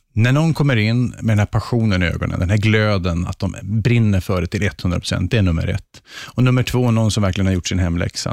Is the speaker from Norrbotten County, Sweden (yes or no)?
yes; Luleå, Norrbotten County, Sweden; uppe i Luleå där jag är född och uppvuxen